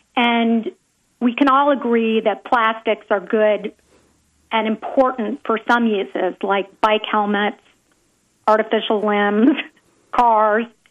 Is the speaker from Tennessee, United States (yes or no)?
yes; Nashville, Tennessee, United States; also born or lived in Pacific Palisades, California; I split my time between Nashville, my hometown, and Pacific Palisades, California, for the past 30 years